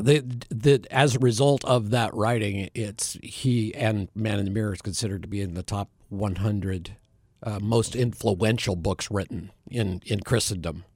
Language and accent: English; Bend, Oregon, United States; moved away as an adult; now in Phoenix, United States; I was born and raised in Bend, Oregon